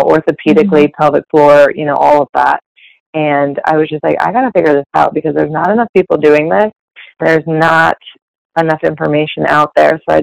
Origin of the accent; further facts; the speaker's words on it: Columbus, Ohio, United States; also born or lived in Athens, Ohio / Dayton, Ohio; I am from Columbus